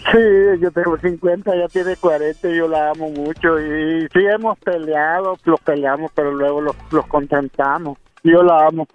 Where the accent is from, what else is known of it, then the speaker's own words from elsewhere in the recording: El Salvador; moved away; yo soy del Salvador